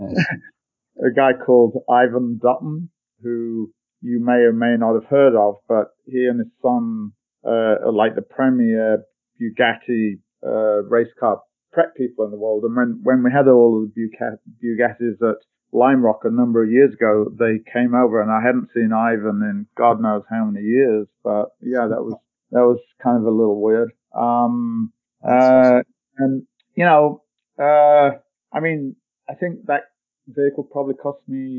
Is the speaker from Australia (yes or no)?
no; North Lincolnshire, Yorkshire and the Humber, United Kingdom; moved away; I grew up in North Lincolnshire, which is a farming community